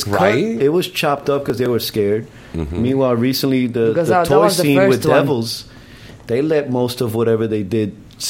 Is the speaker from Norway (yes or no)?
no; Cuba; I'm not white. I'm from Cuba. I'm Latino, okay?